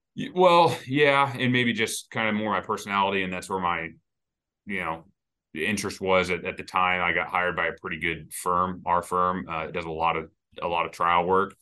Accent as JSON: {"language": "English", "town": "Kansas City", "country": "United States", "moved": "as an adult", "lives_now": "Saint Louis, United States", "said": "I'm from Kansas City originally, and I actually practiced law there for, for six years before I moved to Saint Louis"}